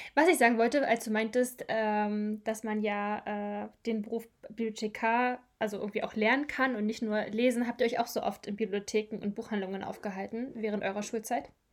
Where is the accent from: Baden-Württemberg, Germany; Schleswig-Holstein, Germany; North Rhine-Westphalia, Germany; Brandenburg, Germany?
Brandenburg, Germany; moved away as an adult; now in Eutin, Germany; ich komme eigentlich auch ursprünglich, also ich komme aus Brandenburg